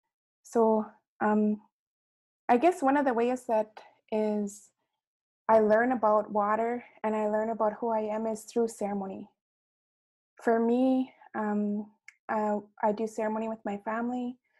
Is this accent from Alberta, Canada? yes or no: no; Roseau River Anishinabe First Nation, Manitoba, Canada; I'm from Roseau River, Anishinaabe First Nation